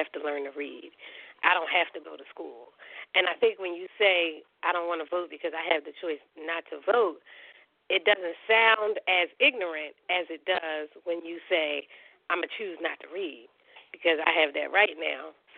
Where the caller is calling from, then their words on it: Philadelphia, Pennsylvania, United States; Hi, this is …. I'm calling from Philadelphia.